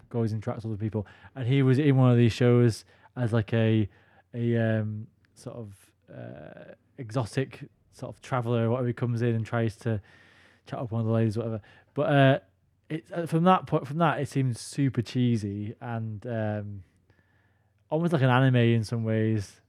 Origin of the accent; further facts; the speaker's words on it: United Kingdom; as British guys